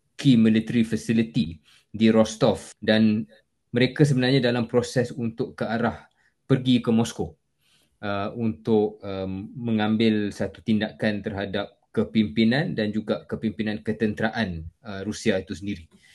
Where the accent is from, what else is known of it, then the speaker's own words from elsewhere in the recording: Malaysia; kita sebagai orang Malaysia